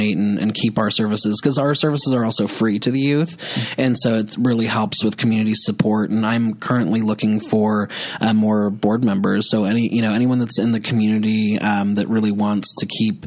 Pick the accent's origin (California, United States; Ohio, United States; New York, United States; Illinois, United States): California, United States; Healdsburg; also born or lived in Santa Rosa, California; when I grew up in Healdsburg, I mean, you know, Healdsburg was a great area to grow up